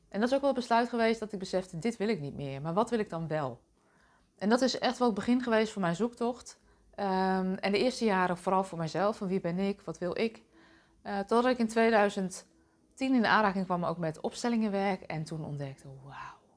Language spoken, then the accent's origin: Dutch; Deventer, Overijssel, Netherlands; born there; Ik ben zelf geboren in Deventer als oudste dochter van drie meiden